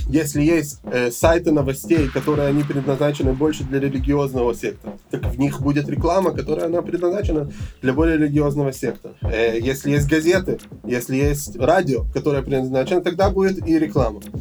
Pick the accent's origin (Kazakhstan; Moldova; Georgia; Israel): Israel; Jerusalem, Jerusalem District; also born or lived in Odesa, Ukraine / Elazar, Gush Etzion; Я родился в Одессе 34 э, года назад, в 92 году, когда мне было 5 лет, мы приехали в Израиль, в Иерусалим. С тех пор мы жили в Иерусалиме